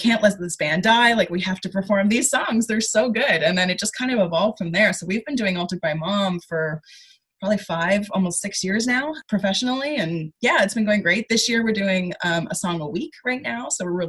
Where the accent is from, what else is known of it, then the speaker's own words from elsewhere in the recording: Nova Scotia, Canada; moved away; especially because I came from Nova Scotia, where people talk funny, and you know, I had to like curb my accent and stuff.